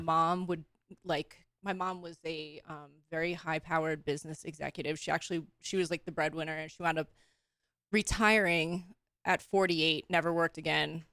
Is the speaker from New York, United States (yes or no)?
yes; Long Island, New York, United States; moved away as an adult; now in West Coast, United States; I was born and raised in New York